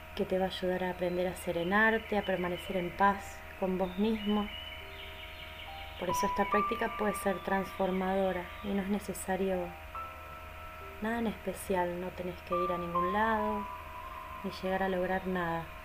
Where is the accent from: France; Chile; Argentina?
Argentina; soy de Argentina, docente y facilitadora de mindfulness